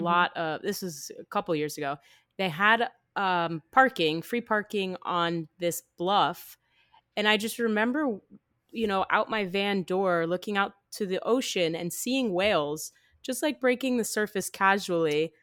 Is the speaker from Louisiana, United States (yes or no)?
no; New Jersey, United States; moved away; also born or lived in Florida; growing up in New Jersey